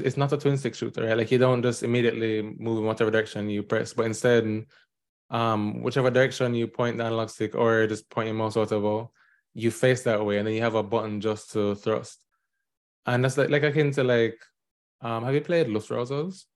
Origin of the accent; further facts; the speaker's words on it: Jamaica; now in New York, United States; I am a Jamaican indie game developer currently living in New York